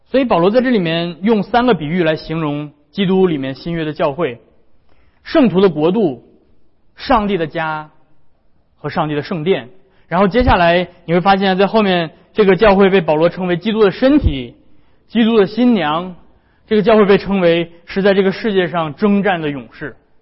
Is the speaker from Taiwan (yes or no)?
no; China; 我们中国人也非常讲究这个家族， 非常讲究家人的和睦